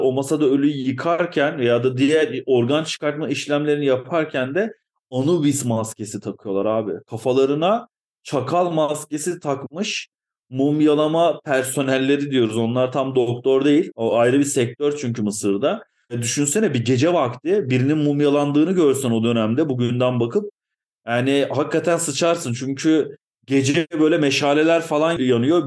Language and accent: Turkish; Ankara, Turkey; moved away as an adult; now in Eskişehir, Turkey; ben bir Ankaralıyım.